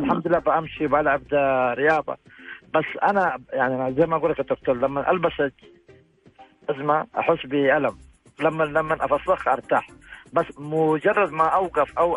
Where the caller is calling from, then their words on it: Jeddah, Makkah Province, Saudi Arabia; جدة يا اختي